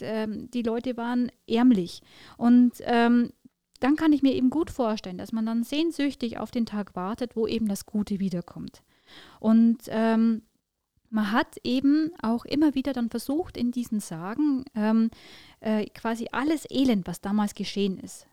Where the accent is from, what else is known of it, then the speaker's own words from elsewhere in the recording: Wiesau, Bavaria, Germany; also born or lived in Mitterteich; ich bin in Wiesau im Landkreis Tirschenreuth aufgewachsen